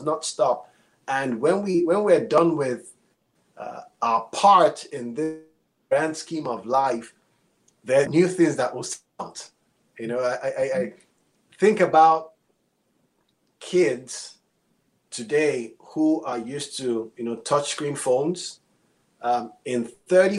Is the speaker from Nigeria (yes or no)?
yes; Nigeria; moved away as an adult; now in United States; I am Nigerian. I've been here 20 years